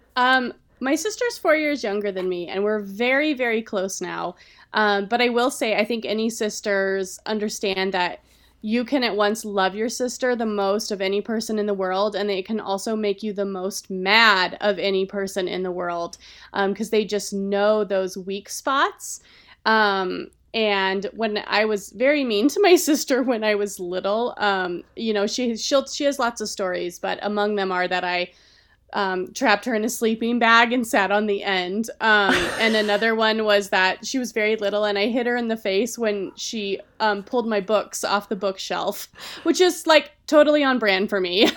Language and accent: English; Colorado, United States; I am from here